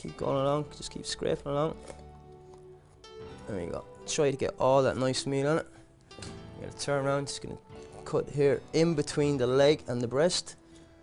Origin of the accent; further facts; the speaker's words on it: Ireland; being Irish